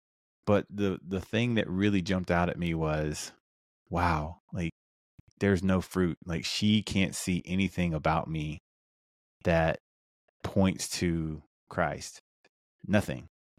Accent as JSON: {"language": "English", "region": "South Carolina", "country": "United States", "tie": "born or raised there", "said": "I grew up in South Carolina, which is the Bible Belt. So I grew up in church for the most part."}